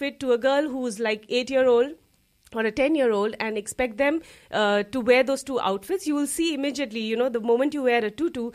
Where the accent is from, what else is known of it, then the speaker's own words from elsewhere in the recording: India; moved away as an adult; also born or lived in United States; now in Luxembourg; I'm from India originally, and I've been living in Luxembourg now for nearly 10 years